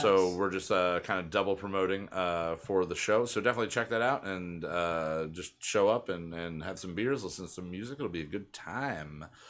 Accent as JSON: {"language": "English", "region": "Pennsylvania", "country": "United States", "tie": "born or raised there", "said": "growing up in Pennsylvania and the Pennsylvania Dutch influence everywhere"}